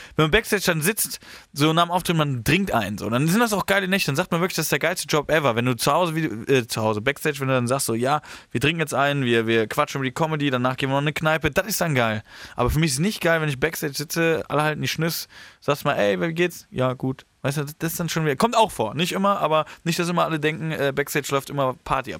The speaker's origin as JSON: {"language": "German", "town": "Horhausen", "region": "Rhineland-Palatinate", "country": "Germany", "moved": "yes", "lives_now": "Heidelberg, Germany", "said": "ich komme ja da aus dem Rheinland"}